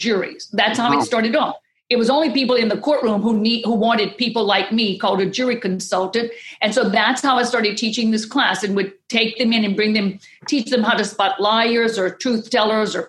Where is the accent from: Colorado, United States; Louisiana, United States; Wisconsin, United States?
Louisiana, United States; Southwest; I'm from Louisiana, so I'm the raging Cajun woman from Southwest Louisiana